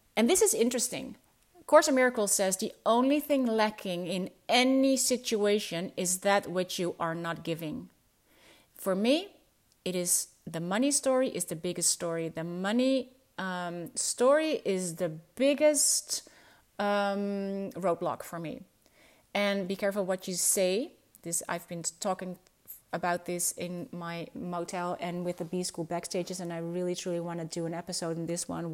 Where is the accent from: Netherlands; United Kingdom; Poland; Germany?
Netherlands; first language Dutch; English is a second language